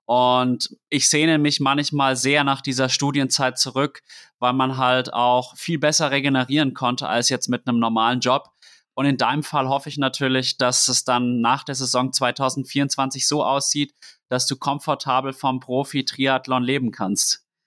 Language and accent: German; Würzburg, Bavaria, Germany; ich bin in Würzburg groß geworden